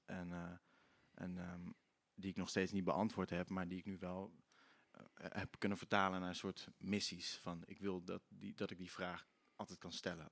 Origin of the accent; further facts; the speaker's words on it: Limburg, Netherlands; accent: Limburgish; Ik ben wel Limburgs opgevoed. Ik spreek wel dialect.